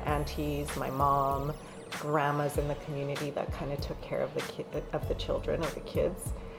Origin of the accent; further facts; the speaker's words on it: Edmonton, Alberta, Canada; also born or lived in Central America; I don't have a Latina accent anymore. I grew up here in Edmonton, even though I was born in Central America.